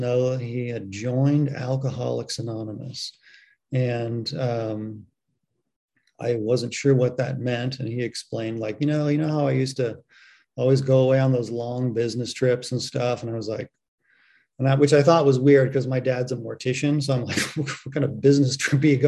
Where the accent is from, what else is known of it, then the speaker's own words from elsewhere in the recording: San Francisco Bay Area, California, United States; I grew up in the San Francisco Bay Area